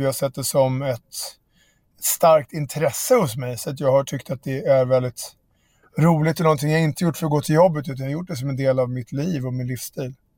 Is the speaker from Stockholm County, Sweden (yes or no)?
yes; Järfälla, Stockholm County, Sweden; mina kompisar i Barkaby där jag växte upp